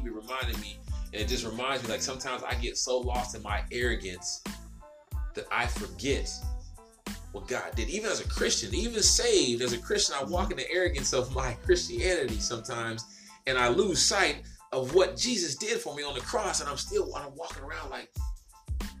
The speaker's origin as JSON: {"language": "English", "region": "the South", "country": "United States", "said": "I'm from the South now"}